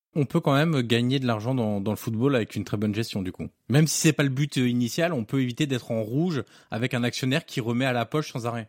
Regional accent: Auxerre, Bourgogne-Franche-Comté, France; je suis originaire d'Auxerre.

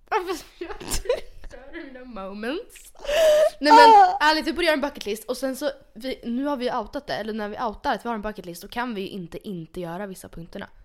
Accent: Bergen, Vestland, Norway; Swedish is a second language; Hör du icke att jag är från Bergen? Alltså jag vet inte ens om jag hade Bergen-dialekt, jag tror verkligen inte det

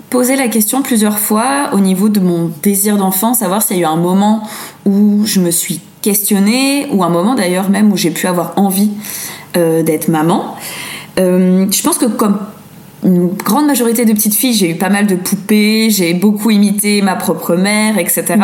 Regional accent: France; now in Brussels, Belgium; Non, non, non, je suis française, mais j'ai habité dans plein de pays différents.

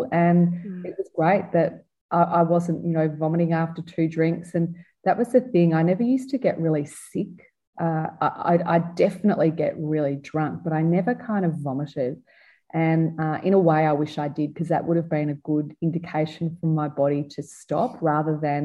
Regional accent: Melbourne, Victoria, Australia; I was a teenager growing up in Melbourne in the 1980s

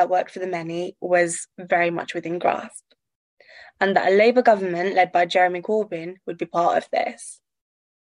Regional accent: United Kingdom; I grew up in Tory Britain

